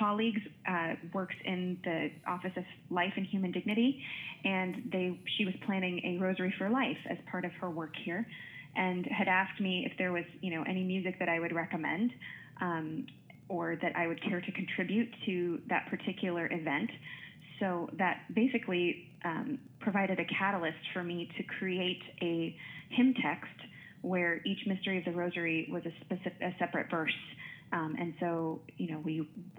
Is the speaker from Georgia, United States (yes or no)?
no; Wichita, Kansas, United States; moved away as an adult; now in Notre Dame, United States; I grew up in Wichita, Kansas